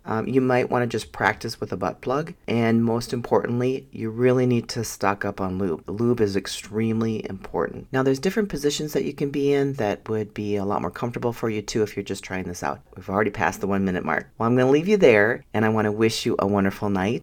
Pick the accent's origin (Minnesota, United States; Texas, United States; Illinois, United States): Minnesota, United States; I grew up in Minnesota, the home of the ten thousand lakes